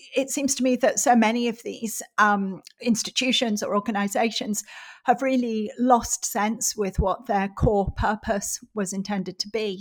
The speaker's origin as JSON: {"language": "English", "town": "Middlesbrough", "region": "North East England", "country": "United Kingdom", "tie": "born or raised there", "said": "my hometown of Middlesbrough is a very industrial, uh, very deprived, socially deprived area in the northeast of England"}